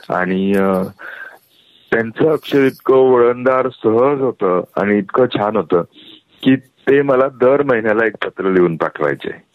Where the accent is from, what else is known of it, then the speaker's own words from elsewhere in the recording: Karankhede, Maharashtra, India; बोरी नदीच्या काठी करणखेडे नावाचं आमचं मूळ गाव